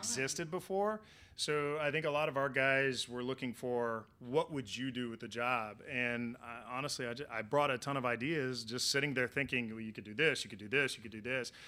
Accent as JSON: {"language": "English", "region": "Oklahoma", "country": "United States", "tie": "born or raised there", "also_born_or_lived": "Florida", "moved": "yes", "lives_now": "Miami, United States", "said": "I'm from Oklahoma, born and raised, heart of Tornado Alley, and then moved to Florida"}